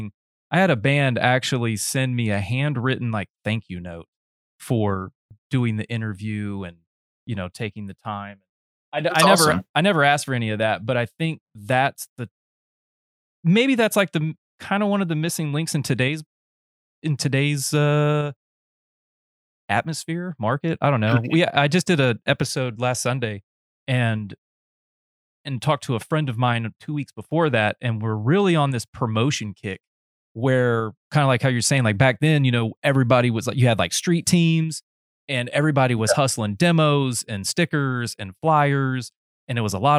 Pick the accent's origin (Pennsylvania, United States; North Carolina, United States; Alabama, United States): North Carolina, United States; also born or lived in Akron, Ohio / Austin, Texas; I was born in Akron, and then I moved when I was about 15 months down to North Carolina, and that's where I was raised